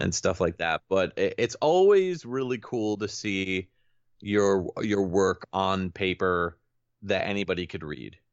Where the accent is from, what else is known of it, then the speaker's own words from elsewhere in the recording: Connecticut, United States; I'm from Connecticut